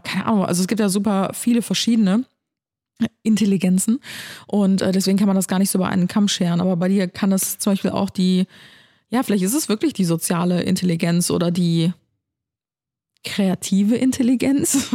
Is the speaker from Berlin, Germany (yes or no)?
no; Cologne, North Rhine-Westphalia, Germany; also born or lived in Ulm; dass ich in Ulm geboren bin und mit einem Jahr nach Köln gezogen bin